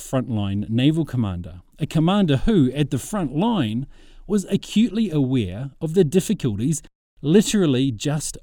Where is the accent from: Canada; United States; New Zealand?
New Zealand; Growing up on the Anzac legend in New Zealand